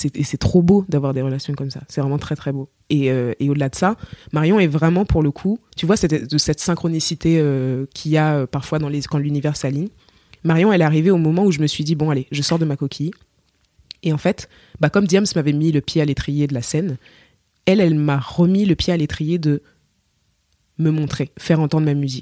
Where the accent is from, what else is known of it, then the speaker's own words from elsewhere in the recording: Cameroon; accent: Cameroonian; moved away as an adult; now in France; je suis camerounaise